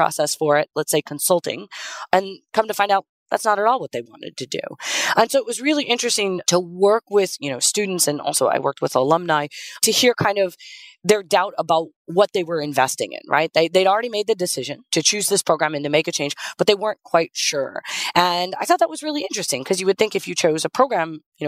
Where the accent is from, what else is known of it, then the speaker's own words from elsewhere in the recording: Las Vegas, Nevada, United States; I grew up in Vegas